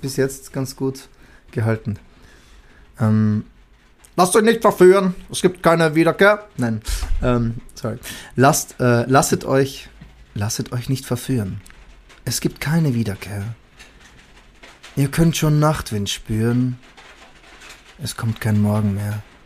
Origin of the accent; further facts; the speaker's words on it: Salzburg, Austria; moved away; also born or lived in London; in meinem Heimatbundesland äh, Salzburg, wo ich, wo ich geboren bin